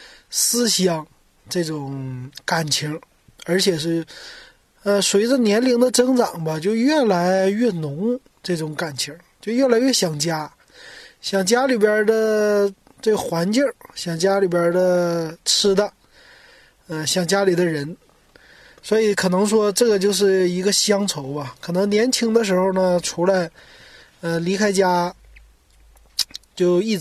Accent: Northeast China, China; now in Shanghai, China; 今天咱们讲一讲关于家乡的菜，尤其是我家乡的这个菜，东北菜。那东北菜呢，我一直都爱吃。啊，我来了上海之后呢，也吃东北菜

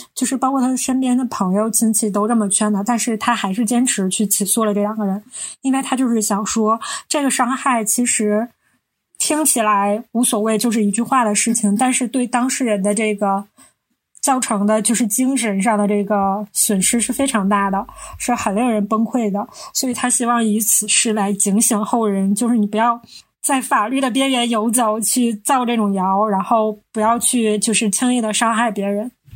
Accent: Northeast China, China; 我们是三个来自东北的ladies

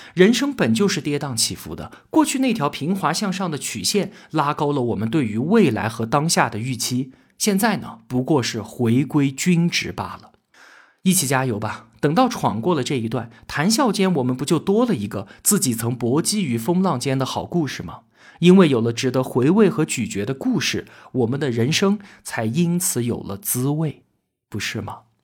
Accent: China; 我们中国人

